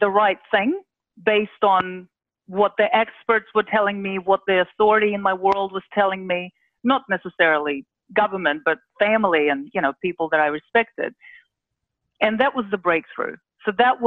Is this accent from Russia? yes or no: yes; Russia; moved away; I was born not only in Russia, I was born in the Soviet Union